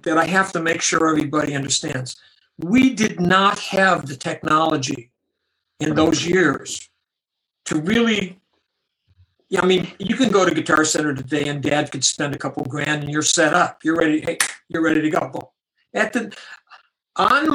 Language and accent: English; Buffalo, New York, United States; moved away; my hometown in Buffalo, New York